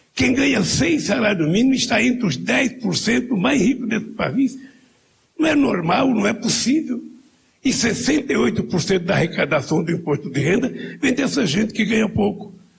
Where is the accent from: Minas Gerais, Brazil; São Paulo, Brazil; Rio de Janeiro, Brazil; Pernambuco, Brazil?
Pernambuco, Brazil; não sou baiano, sou pernambucano